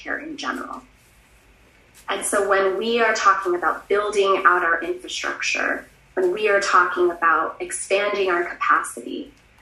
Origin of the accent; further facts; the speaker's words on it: Las Cruces, New Mexico, United States; deep work in my hometown in Las Cruces